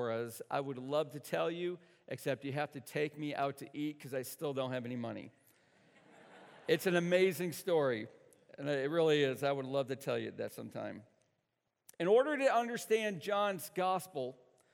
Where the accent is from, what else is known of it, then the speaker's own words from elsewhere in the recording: the North, United States; I'm from the North.